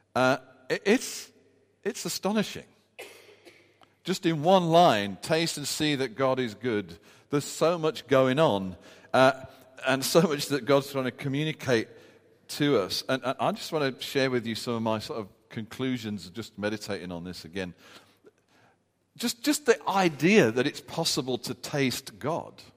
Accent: United Kingdom; us being British

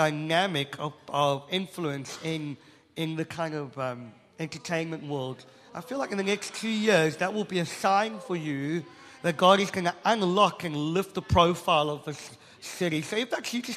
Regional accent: South Africa; I'm South African

